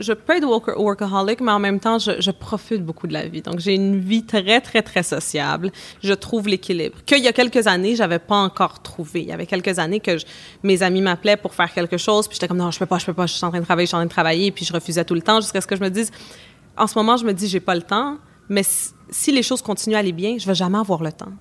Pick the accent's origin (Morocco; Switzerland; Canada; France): Canada; also born or lived in Bolivia; je suis née au Canada mais mes parents sont sont de Bolivie